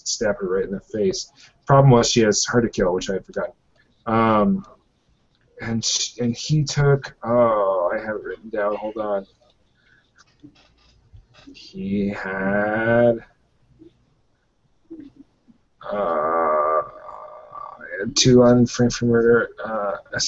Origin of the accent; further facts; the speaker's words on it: Hood River, Oregon, United States; moved away; my hometown, Hood River